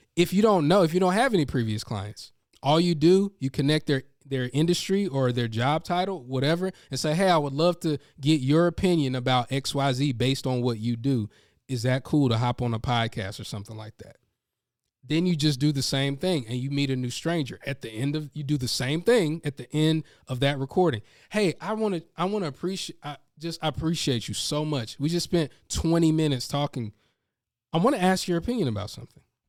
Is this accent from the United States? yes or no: yes; North Carolina, United States; I'm from North Carolina